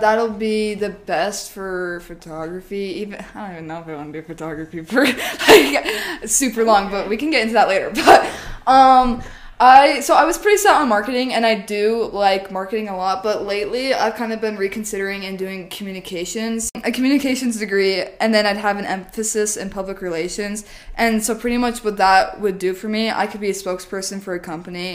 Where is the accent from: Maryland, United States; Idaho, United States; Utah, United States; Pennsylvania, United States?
Idaho, United States; Rigby; born or raised there; also born or lived in Boise, Idaho